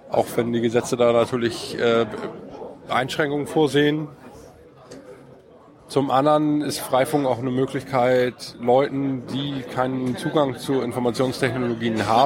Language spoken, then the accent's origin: German; Kiel, Schleswig-Holstein, Germany; Aus Kiel.